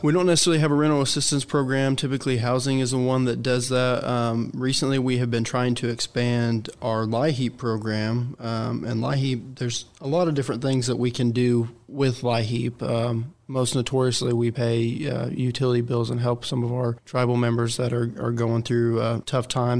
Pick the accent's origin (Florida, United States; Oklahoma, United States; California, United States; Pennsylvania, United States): Oklahoma, United States; Kay County; moved away as an adult; also born or lived in Wichita, Kansas; Born and raised in Kay County.